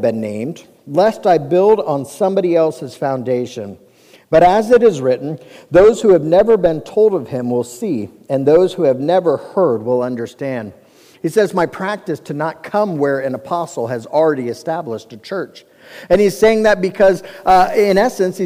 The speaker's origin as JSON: {"language": "English", "town": "Cincinnati", "region": "Ohio", "country": "United States", "tie": "born or raised there", "said": "I grew up in Cincinnati, Ohio, which is also built on seven hills"}